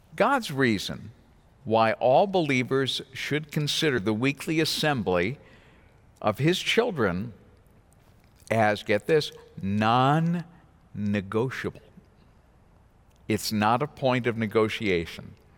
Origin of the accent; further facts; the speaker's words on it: New England, United States; moved away; I come from New England